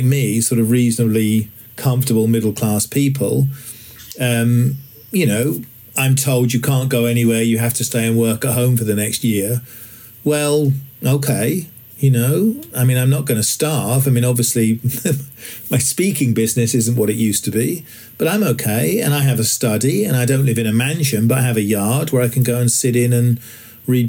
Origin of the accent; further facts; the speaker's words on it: England, United Kingdom; I'm English